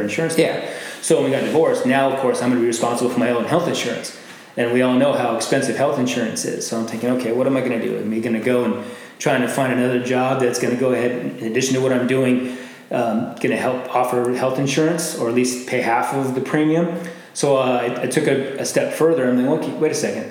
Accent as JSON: {"language": "English", "town": "Glendale", "region": "Arizona", "country": "United States", "tie": "born or raised there", "said": "I'm from here. Um, I grew up in Glendale, so the West Valley. I went to Apollo High School."}